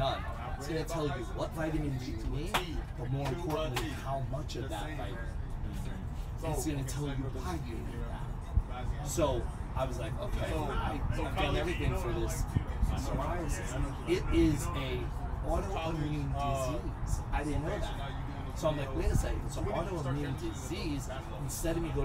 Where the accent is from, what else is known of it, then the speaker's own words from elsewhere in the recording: New York City, New York, United States; also born or lived in New Jersey / Pittsburgh, Pennsylvania; now in Dallas, United States; I'm originally from Jersey and New York, Brooklyn, New York